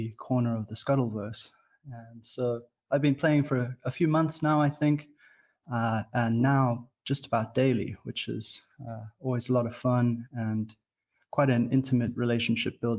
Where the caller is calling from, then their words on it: Cape Town, Western Cape, South Africa; I am calling in from Cape Town